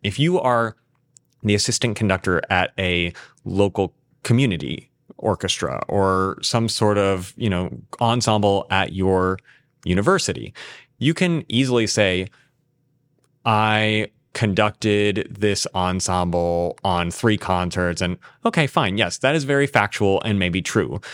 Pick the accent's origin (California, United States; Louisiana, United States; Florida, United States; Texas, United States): California, United States; San Diego; moved away; get to conduct it in my hometown